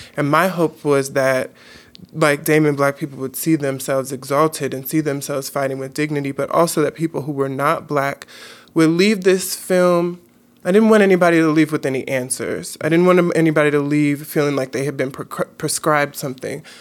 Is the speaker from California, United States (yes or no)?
yes; Los Angeles, California, United States; Growing up in South Central L A, you know, my mom pushed me in education